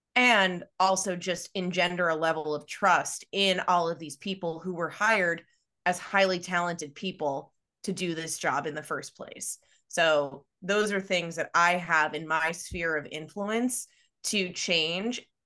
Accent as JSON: {"language": "English", "area": "Long Island", "region": "New York", "country": "United States", "tie": "born or raised there", "also_born_or_lived": "Pennsylvania", "said": "I grew up on Long Island"}